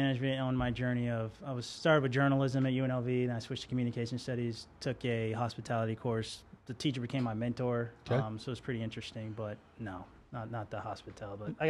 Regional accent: Las Vegas, Nevada, United States; from Las Vegas. It's been interesting. Been here since I was three.

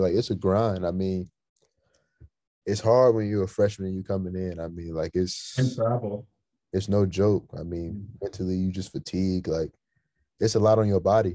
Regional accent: hometown between Memphis and St. Louis, Missouri, United States; my hometown in the middle of Memphis and St. Louis

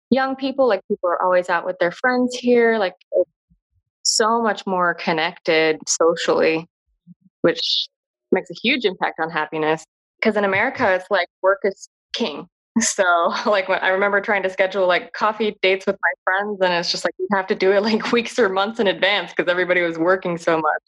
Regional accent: United States; being an American

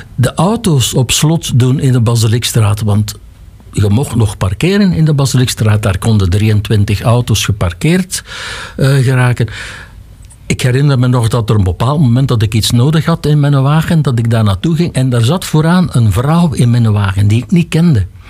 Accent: Lembeek, Flanders, Belgium; ik heb dan wel hier school gevolgd. Eerst zes jaar Lembeek, dan zes jaar Halle

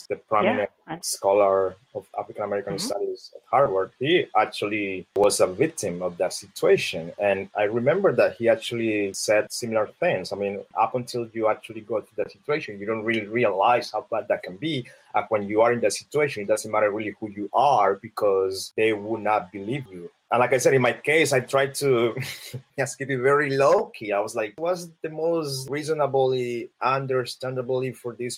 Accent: Colombia; English is a second language; moved away as an adult; now in United States; I'm black. I'm from Colombia. I'm an immigrant. I have an accent.

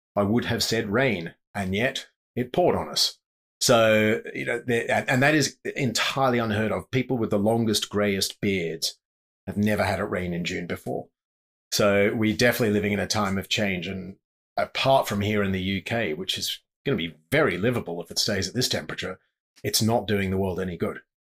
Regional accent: Sydney, New South Wales, Australia; moved away as an adult; also born or lived in Zimbabwe / South Africa / Okavango Delta, Botswana; growing up in Sydney

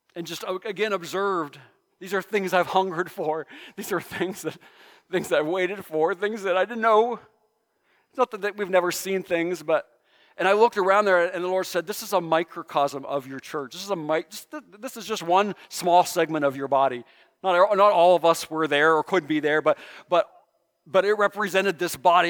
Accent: Mahoning Valley, Ohio, United States; I grew up in the Mahoning Valley.

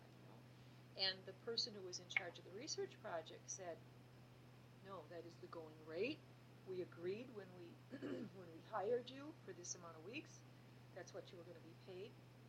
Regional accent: United States; as an American

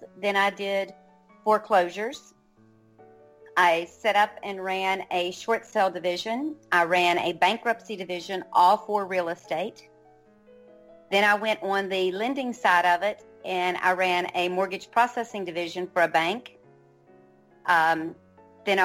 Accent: West Virginia, United States; moved away as an adult; also born or lived in North Carolina / South Carolina / New Orleans / Alabama; now in Florida, United States; I grew up in West Virginia.

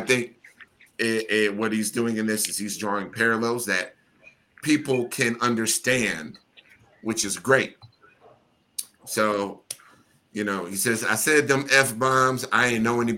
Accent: Midwest, United States; I'm from the good old Midwest

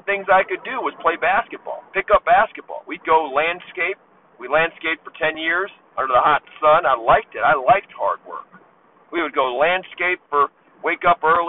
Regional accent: Baltimore, Maryland, United States; now in Las Vegas, United States; I was unlucky growing up in Baltimore

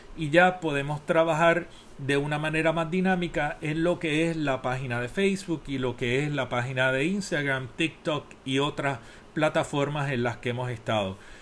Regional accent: Puerto Rico; moved away as an adult; Soy el primer puertorriqueño acreditado

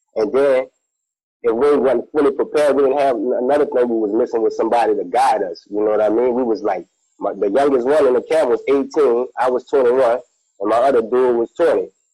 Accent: New Orleans, Louisiana, United States; I'm from New Orleans

